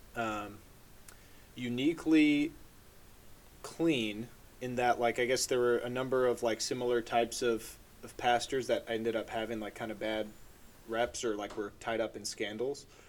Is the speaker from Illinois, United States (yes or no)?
yes; Chicago suburbs, Illinois, United States; I'm from the Chicago suburbs